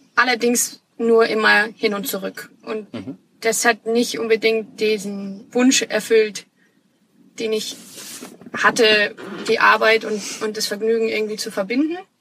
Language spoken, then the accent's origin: German; Munich, Bavaria, Germany; also born or lived in Australia; Ich komme gebürtig aus München, bin ein Münchner Kindel